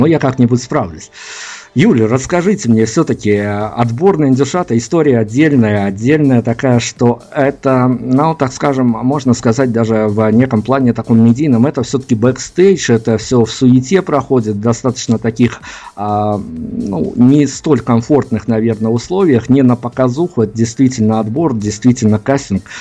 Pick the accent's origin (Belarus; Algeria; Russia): Belarus; мы хотя из Беларуси